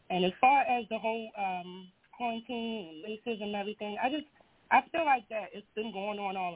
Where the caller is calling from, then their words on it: Baltimore, Maryland, United States; I'm calling from Baltimore, Maryland.